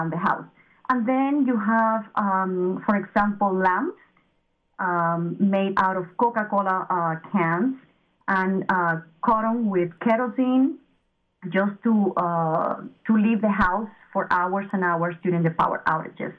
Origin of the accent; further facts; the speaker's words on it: Cuba; moved away; I grew up in Cuba